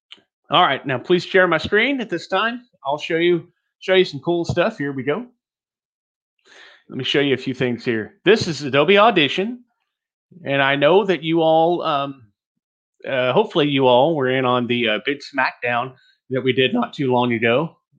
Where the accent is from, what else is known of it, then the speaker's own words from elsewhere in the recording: Texas, United States; accent: Texas; which helped me a lot to get rid of my Texas accent and get that Midwestern sound that I've got.